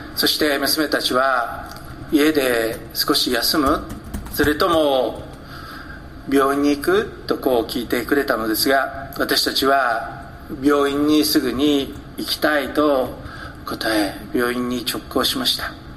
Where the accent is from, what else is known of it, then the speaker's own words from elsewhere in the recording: Hokkaido, Japan; 私は北海道で育ちました